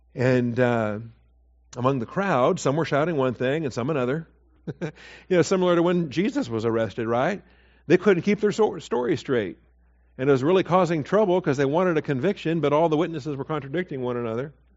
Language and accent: English; Seattle, Washington, United States; moved away as an adult; also born or lived in Texas; I was born in Seattle, but you know, I didn't get to Texas till till I was 21